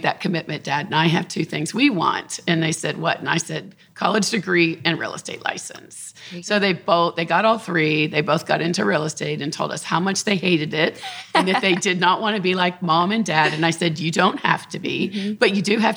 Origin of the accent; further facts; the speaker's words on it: Upper Arlington, Ohio, United States; I grew up on North Star Road in Upper Arlington with the University Woods in our backyard